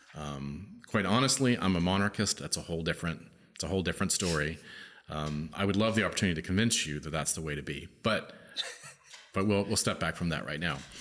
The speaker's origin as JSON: {"language": "English", "country": "United States", "said": "I'm an American. I live in the United States of America"}